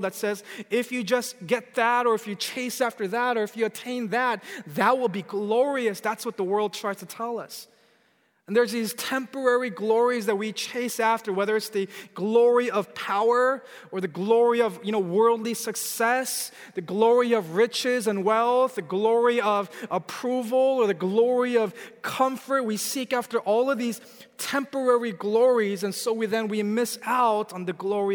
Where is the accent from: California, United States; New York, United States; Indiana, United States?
California, United States; I'm from California